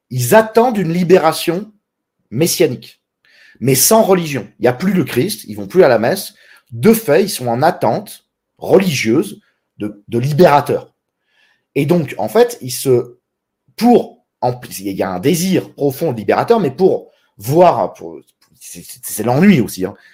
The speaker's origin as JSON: {"language": "French", "country": "France", "moved": "yes", "said": "parce que je suis expatrié, parce que je suis parti de France, du coup je suis un lâche et un franc-maçon."}